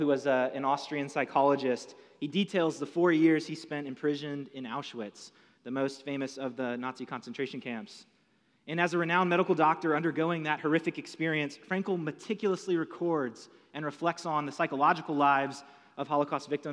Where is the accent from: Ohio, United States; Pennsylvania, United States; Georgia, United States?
Georgia, United States; Atlanta; I'm from Atlanta